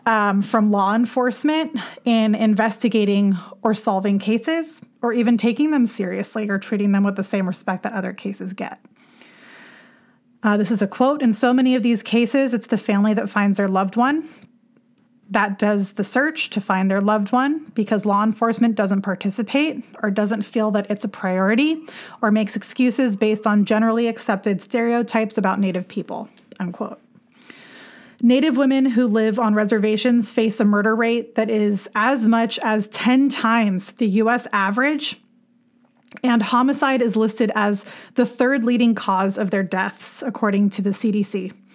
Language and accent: English; Los Angeles, California, United States; moved away; also born or lived in Santa Barbara; I grew up in the San Fernando Valley, you know, lived there for a good chunk of my life, moved around a bit, lived in Santa Barbara for a while, went to shows in Ventura, you know, hung around the Southern California vicinity